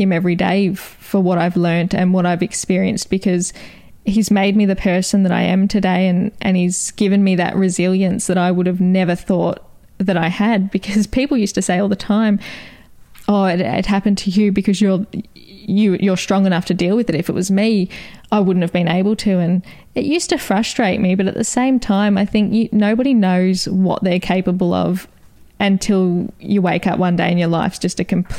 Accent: Wonthaggi, Victoria, Australia; also born or lived in Kilcunda; We grew up in Kilcunda and Wonthaggi, so we were always outdoors, either at the beach or playing backyard cricket, always very close.

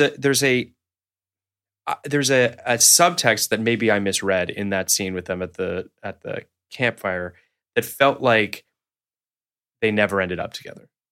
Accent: Toronto, Ontario, Canada; moved away; I'm from Toronto originally.

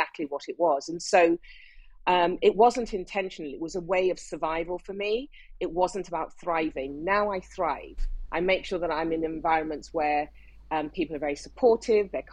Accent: Nigeria; moved away as an adult; now in United Kingdom; I grew up in Nigeria. Even though I was born in the UK, my family left when I was 5, and I did all my education right up to university degree in Nigeria.

